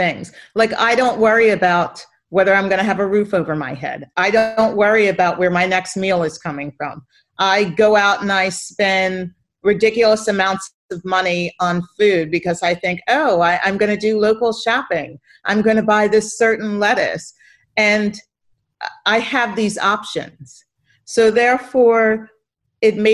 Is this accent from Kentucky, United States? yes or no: no; Philadelphia, Pennsylvania, United States; I come from Philadelphia. That's born and raised